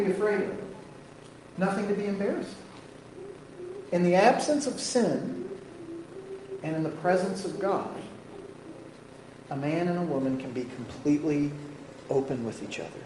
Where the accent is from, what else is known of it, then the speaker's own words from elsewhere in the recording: United States; We're American